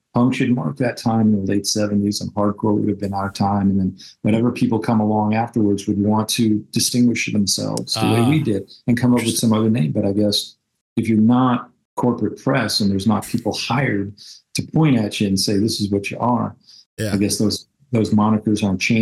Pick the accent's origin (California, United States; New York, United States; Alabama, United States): New York, United States; New York City; I grew up in New York City